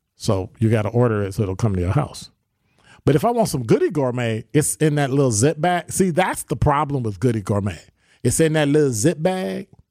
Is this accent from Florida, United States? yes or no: no; Chicago, Illinois, United States; also born or lived in Sherman Park, Milwaukee, Wisconsin; now in Milwaukee, United States; I'm from Chicago